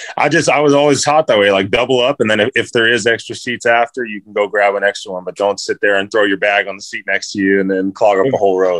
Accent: San Diego, California, United States; I'm from San Diego

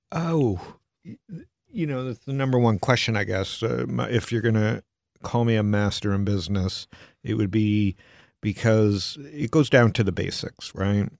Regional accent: Canada; also born or lived in Arizona, United States; now in United States; a Canadian in America

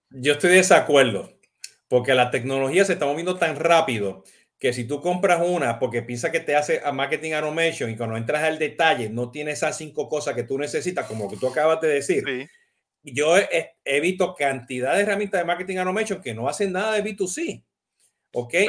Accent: Puerto Rico; now in United States; yo soy boricua

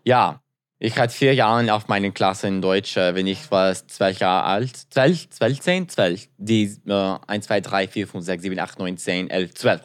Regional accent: Arlington Heights, Illinois, United States; I'm from Arlington Heights in Chicago.

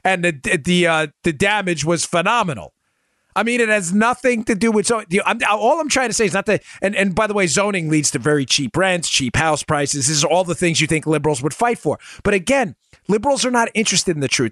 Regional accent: Northeast, United States; moved away; also born or lived in Maryland; I grew up in the Northeast. I live in the South now

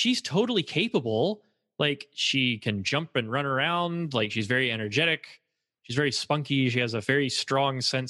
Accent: Texas, United States; now in California, United States; I claim Texas

